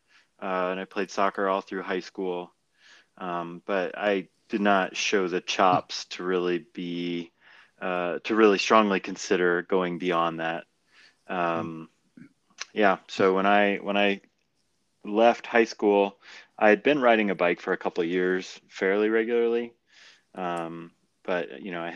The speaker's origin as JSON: {"language": "English", "town": "Indianapolis", "region": "Indiana", "country": "United States", "tie": "born or raised there", "said": "I grew up in Indy"}